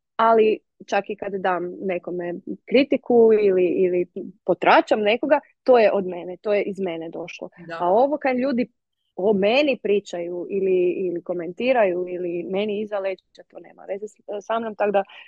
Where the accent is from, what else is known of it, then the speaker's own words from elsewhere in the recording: Međimurje County, Croatia; ja sam iz Međimurja